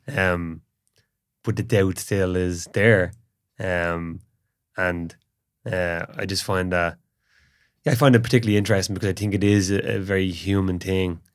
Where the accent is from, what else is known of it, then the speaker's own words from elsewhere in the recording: Ireland; during the period when we were colonized